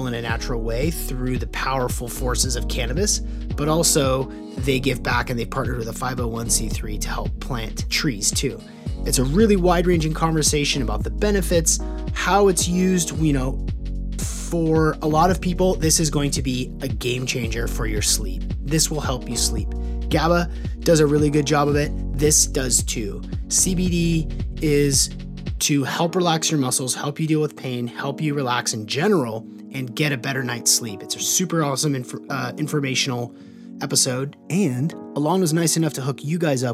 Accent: Seattle, Washington, United States; I grew up here in Seattle

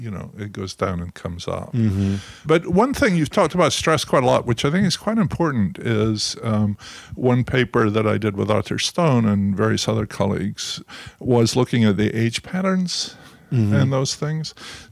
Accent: Scotland, United Kingdom; now in United States; You know, the most positive thing you ever say in Scotland is, I mustn't grumble.

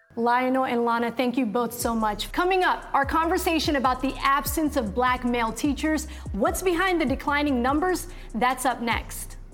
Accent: Somalia; now in United States; I'm an immigrant from Somalia, went through the refugee process as well

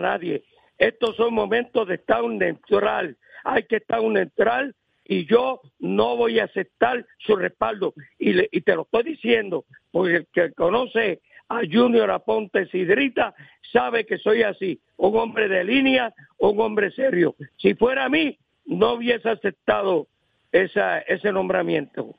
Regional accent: Aguas Buenas, Puerto Rico

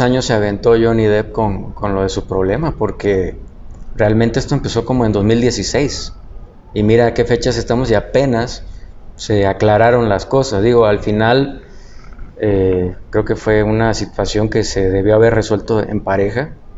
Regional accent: Tabasco, Mexico; yo soy tabasqueño

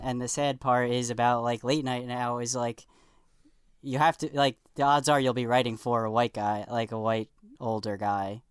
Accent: New York City, New York, United States; where I grew up on the South Shore of Staten Island, it's all Italian and Irish

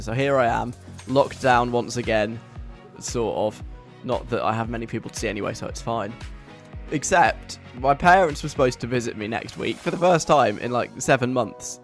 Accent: London, United Kingdom; accent: southern; also born or lived in Leeds; I am not from Yorkshire because I sound really, really southern, and that's because I'm from London

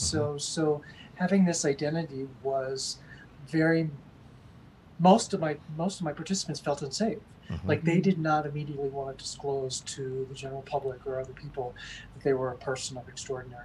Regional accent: United States; also born or lived in Amsterdam; as a white privileged male growing up in America

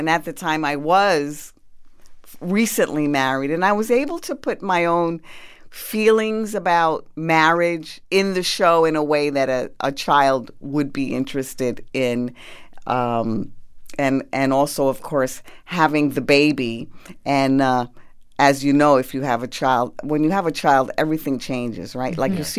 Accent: United States; I was born in the United States, so I was raised on that. And I thought they were proper Spanish words. My mother would use them.

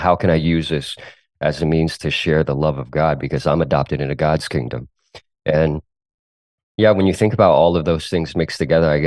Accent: United States; first language Cantonese; English is a second language; also born or lived in South Korea; I grew up in a first generation Chinese American household

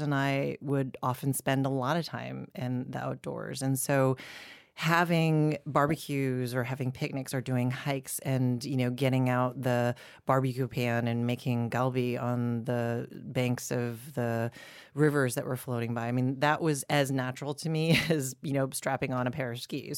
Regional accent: Boulder, Colorado, United States; I grew up in Boulder, Colorado

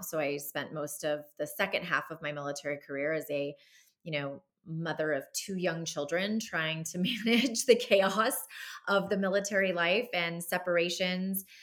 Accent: Southern California, United States; moved away as an adult; I grew up in Southern California

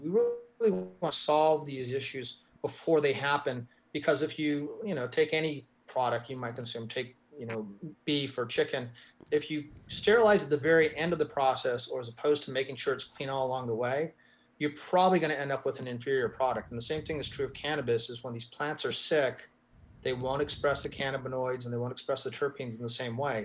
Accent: New Mexico, United States; my home state of New Mexico

